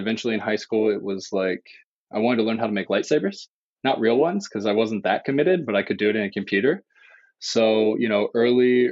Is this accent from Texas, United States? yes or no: no; Indiana, United States; now in Los Angeles, United States; I grew up in Indiana as an only child